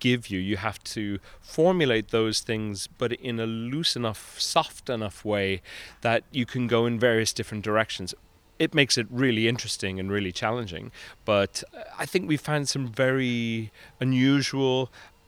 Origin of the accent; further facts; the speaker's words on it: Connemara, Connacht, Ireland; I'm a baritone from Connemara